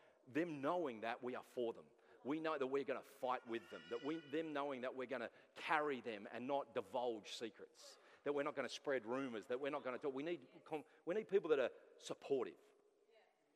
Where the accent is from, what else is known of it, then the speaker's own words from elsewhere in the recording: Sydney, New South Wales, Australia; moved away; I'm from Sydney